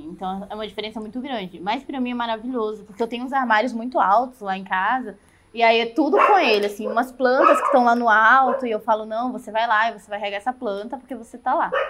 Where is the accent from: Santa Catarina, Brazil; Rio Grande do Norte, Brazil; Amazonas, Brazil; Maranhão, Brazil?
Maranhão, Brazil; São Luís; moved away as an adult; now in Curitiba, Brazil; Eu tava lá no Maranhão. São Luís? São Luís.